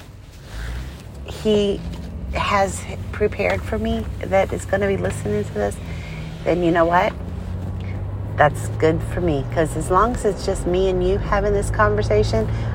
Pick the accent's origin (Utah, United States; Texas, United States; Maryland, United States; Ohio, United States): Maryland, United States; moved away as an adult; also born or lived in Maine; now in South Carolina, United States; I grew up in Maryland